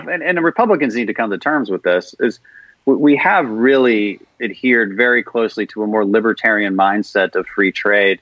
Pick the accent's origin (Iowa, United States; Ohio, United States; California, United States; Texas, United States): Texas, United States; Houston; I'm from Houston, so our oil and gas industry is in a big, big dire straits right now